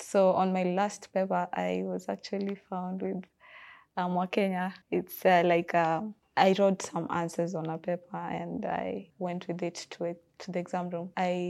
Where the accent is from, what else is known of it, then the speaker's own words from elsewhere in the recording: Kisumu, Kisumu County, Kenya; also born or lived in Mombasa; I'm from Kisumu.